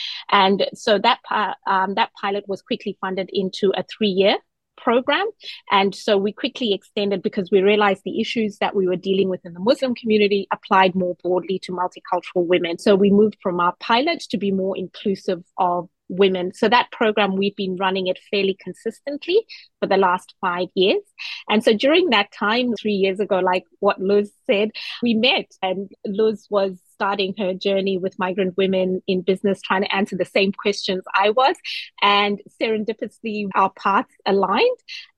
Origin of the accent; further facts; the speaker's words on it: New Zealand; I am also a Kiwi, so I had moved here as a New Zealand citizen.